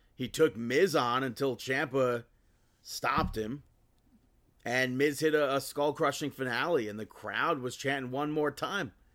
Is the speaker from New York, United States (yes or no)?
yes; New York, United States; as a New Yorker, we're, we're just, like, grown. We're, we're, we're taught to hate New Jersey